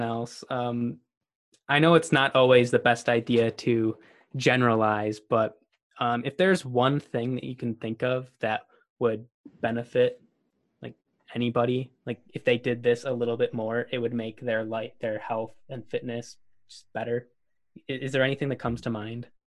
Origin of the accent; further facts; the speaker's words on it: Buffalo, New York, United States; I'm from Buffalo, New York